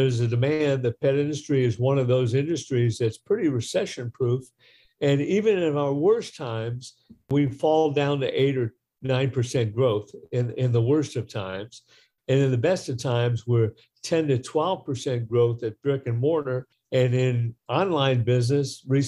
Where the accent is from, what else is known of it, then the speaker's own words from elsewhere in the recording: Detroit, Michigan, United States; I grew up in the Midwest. I grew up in Detroit